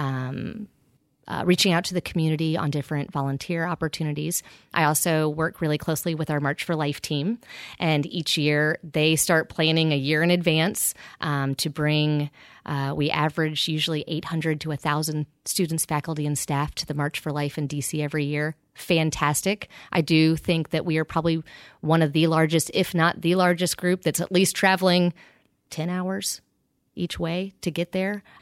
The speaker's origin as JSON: {"language": "English", "town": "Pensacola", "region": "Florida", "country": "United States", "tie": "born or raised there", "moved": "yes", "said": "I grew up on the Redneck Riviera in Pensacola, Florida"}